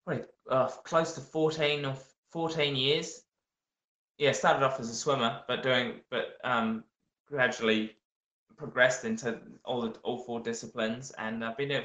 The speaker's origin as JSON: {"language": "English", "town": "Helensville", "region": "Auckland", "country": "New Zealand", "tie": "born or raised there", "said": "back home to my hometown Helensville, my grassroots."}